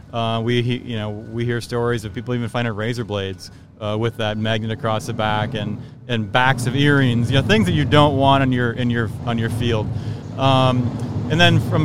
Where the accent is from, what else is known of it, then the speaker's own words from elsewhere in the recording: Minneapolis, Minnesota, United States; I grew up in the Minneapolis area. I kind of worked in the Minneapolis area my whole life